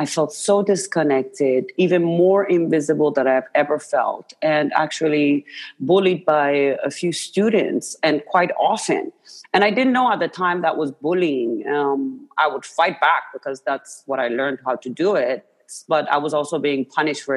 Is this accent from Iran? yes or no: yes; Iran; moved away; I was born and raised in Iran